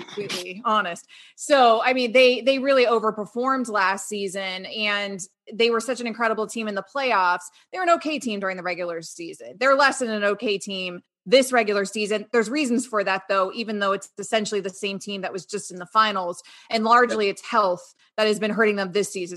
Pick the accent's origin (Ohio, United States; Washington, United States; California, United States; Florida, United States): Florida, United States; Sarasota; Jeff and I grew up in Sarasota, Florida